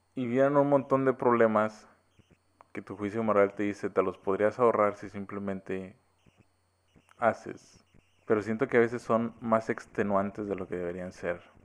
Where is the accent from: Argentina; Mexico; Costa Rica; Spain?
Mexico; soy mexicano